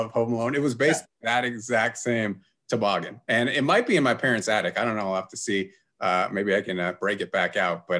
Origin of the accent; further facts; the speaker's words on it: Gardnerville, Nevada, United States; when I grew up in Gardnerville